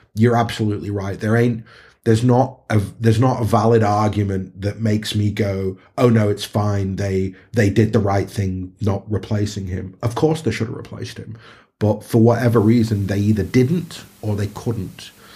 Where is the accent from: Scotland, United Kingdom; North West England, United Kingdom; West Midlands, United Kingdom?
North West England, United Kingdom; Stockport; We're all, we're all Stockport lads